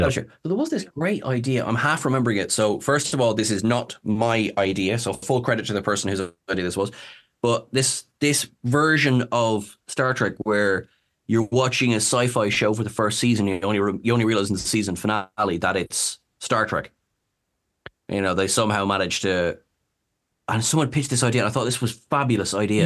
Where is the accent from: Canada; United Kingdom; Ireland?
Ireland; I'm Irish